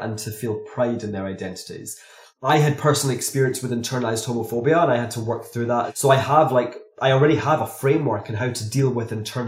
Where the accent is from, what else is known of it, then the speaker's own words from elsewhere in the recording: Glasgow, Scotland, United Kingdom; growing up in Glasgow